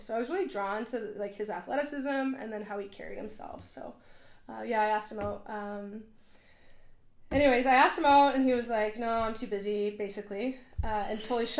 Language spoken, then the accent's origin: English; Vernon, British Columbia, Canada; also born or lived in Victoria, Canada; I grew up in Vernon.